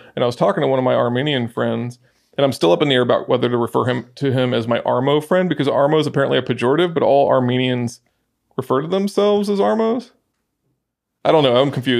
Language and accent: English; Athens, Attica, Greece; moved away; also born or lived in Galifaga (hometown suburb), Greece; I grew up around Athens